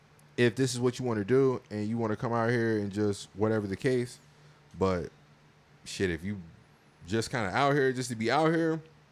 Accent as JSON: {"language": "English", "region": "Virginia", "country": "United States", "also_born_or_lived": "Valdosta, Georgia / Korea", "moved": "as an adult", "lives_now": "Los Angeles, United States", "said": "I'm from Virginia, so I've just been in Southern culture my whole entire life. I'm in Valdosta. This is an even deeper South"}